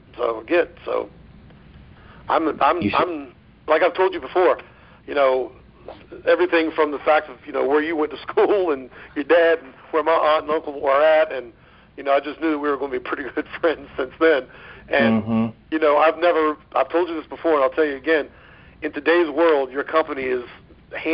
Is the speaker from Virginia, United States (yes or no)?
yes; Virginia, United States; moved away as an adult; now in Florida, United States; I was from Virginia, and I moved to Florida to pursue the baseball thing